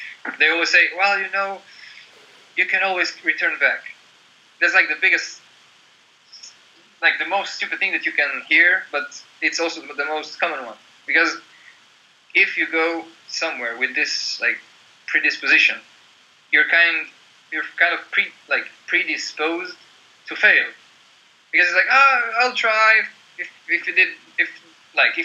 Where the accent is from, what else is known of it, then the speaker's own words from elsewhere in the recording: Croatia; moved away as an adult; also born or lived in Slovenia; now in Norway; my hometown in Croatia.